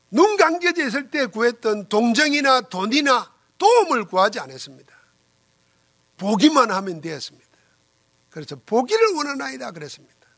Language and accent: Korean; South Korea; 여러분과 나는 한국 사람이지만은